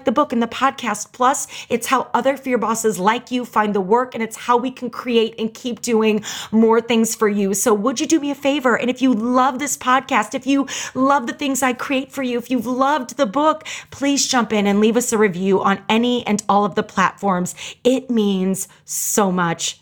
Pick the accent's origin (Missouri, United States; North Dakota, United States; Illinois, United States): Missouri, United States; St. Louis; I grew up in St. Louis, Missouri